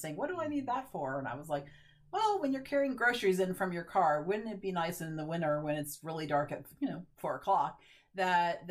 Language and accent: English; Florida, United States; now in Ohio, United States; I grew up in Florida, so I was definitely missing the ocean.